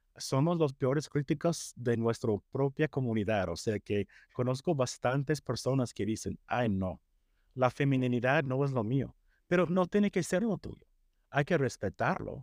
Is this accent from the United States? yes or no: yes; United States; Spanish is a second language; yo crecí en Estados Unidos